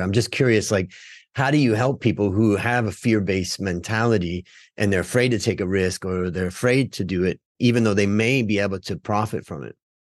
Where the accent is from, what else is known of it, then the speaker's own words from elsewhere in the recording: Cleveland, Ohio, United States; I grew up in Cleveland